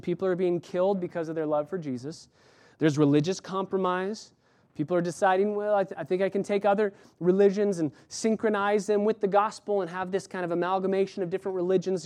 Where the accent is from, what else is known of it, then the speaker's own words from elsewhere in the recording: Los Angeles, California, United States; I'm from L A.